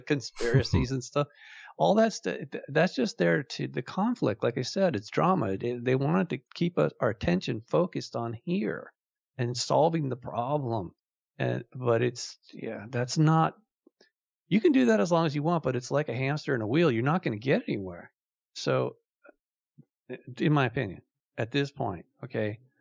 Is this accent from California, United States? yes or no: yes; Malibu, California, United States; I grew up in Malibu